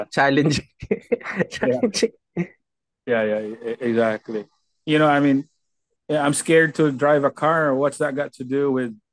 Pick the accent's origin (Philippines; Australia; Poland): Philippines; now in United States; For example, me, I have